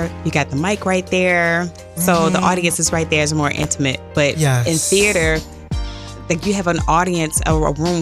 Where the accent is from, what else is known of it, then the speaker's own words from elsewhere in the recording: Montgomery, Alabama, United States; moved away; The Montgomery bus boycott. That was my hometown